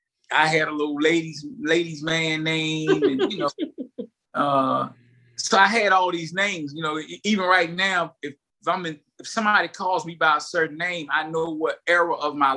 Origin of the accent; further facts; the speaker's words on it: Lewisburg, United States; But I'm from Lewisburg in the 80s, coming out of high school, going to college.